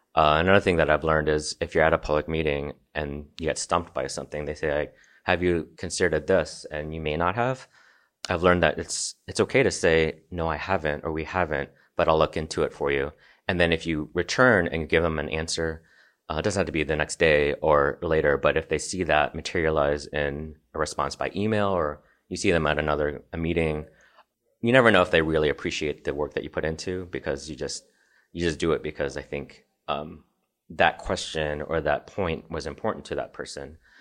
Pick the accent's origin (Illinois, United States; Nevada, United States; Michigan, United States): Illinois, United States; Nashville; moved away as an adult; also born or lived in Chicago, Illinois / Evanston, Illinois; now in Colorado, United States; I grew up in Southern Illinois, just outside of Saint Louis on the east side of the Mississippi. Um, so I lived in rural Illinois. It's about three thousand people in my hometown. Grew up in Nashville, Illinois